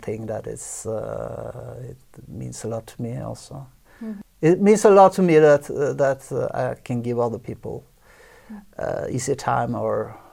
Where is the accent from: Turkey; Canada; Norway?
Norway; Oslo; I was born in Oslo, so a little bit outside Oslo. So definitely, this is home.